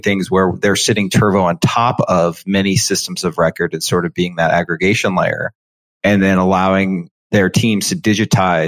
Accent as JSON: {"language": "English", "town": "Cincinnati", "region": "Ohio", "country": "United States", "tie": "born or raised there", "said": "I actually am born and raised in Cincinnati, Ohio"}